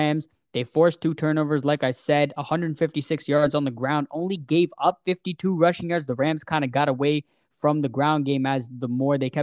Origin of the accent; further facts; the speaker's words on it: Toronto, Ontario, Canada; We're from Toronto